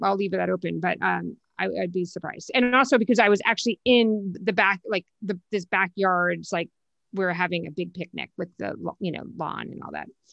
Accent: New Jersey, United States; also born or lived in Connecticut; now in Los Angeles, United States; grew up in New Jersey, so I'm a Jersey girl

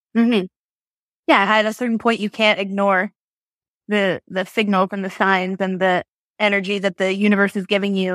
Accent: Barrie, Ontario, Canada; now in Toronto, Canada; I grew up in Barrie.

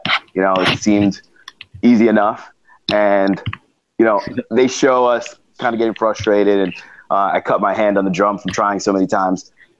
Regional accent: New York, United States; I was from New York

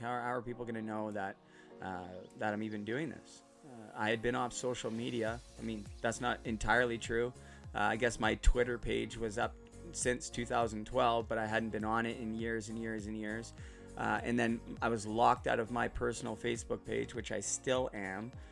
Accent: Port Coquitlam, British Columbia, Canada; moved away as an adult; also born or lived in Burnaby, British Columbia / Surrey, British Columbia; now in Utterson, Canada; I'm originally from Port Coquitlam, which is out west near Vancouver. Right now, I'm living in Ontario, in Muskoka, in Utterson.

